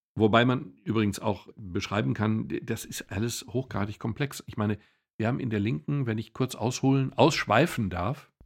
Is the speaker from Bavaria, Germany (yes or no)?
no; Ruhr area, North Rhine-Westphalia, Germany; Ich komme aus dem Ruhrgebiet